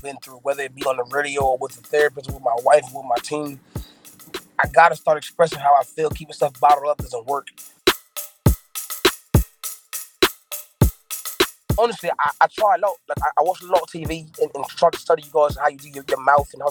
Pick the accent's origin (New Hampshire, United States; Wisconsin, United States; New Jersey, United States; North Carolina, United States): North Carolina, United States; Fayetteville; also born or lived in Brooklyn, New York; I was born in Brooklyn, New York, in Brookdale Hospital, but I'm from Fayetteville, North Carolina